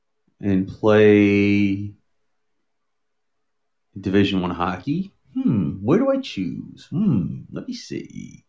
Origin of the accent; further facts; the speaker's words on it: Dallas, Texas, United States; I'm from Dallas.